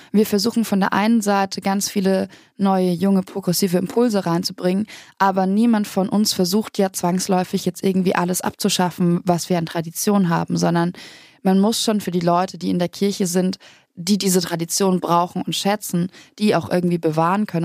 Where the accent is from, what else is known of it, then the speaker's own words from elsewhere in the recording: Bavaria, Germany; ich komme aus Bayern, aus einem sehr kleinen Ort, ganz weit im Süden